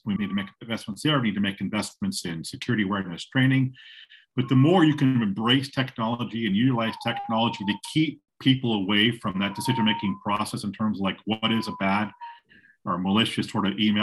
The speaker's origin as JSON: {"language": "English", "area": "Silicon Valley", "region": "California", "country": "United States", "tie": "born or raised there", "said": "I am calling you from Silicon Valley. I was born in Silicon Valley."}